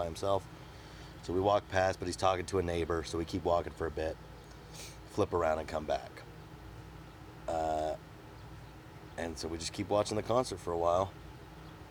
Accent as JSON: {"language": "English", "town": "Phoenix", "region": "Arizona", "country": "United States", "said": "We're from Phoenix"}